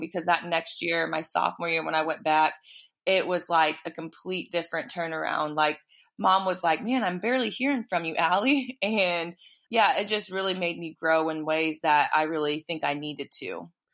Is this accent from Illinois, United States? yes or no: yes; Illinois, United States; moved away as an adult; also born or lived in Charleston, South Carolina; I'm from Illinois